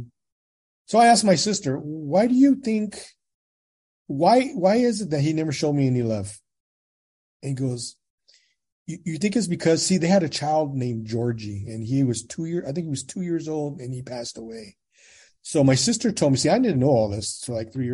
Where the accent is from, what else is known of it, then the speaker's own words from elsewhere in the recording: Gilroy, California, United States; also born or lived in San Jose, California; I was born in San Jose, California. I was adopted at 6 months of age from San Jose, and I was raised in Gilroy, California.